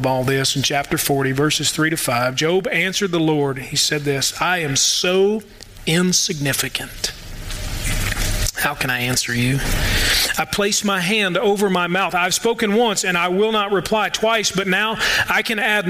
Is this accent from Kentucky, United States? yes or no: yes; Louisville, Kentucky, United States; now in Murray, United States; I'm from Louisville too.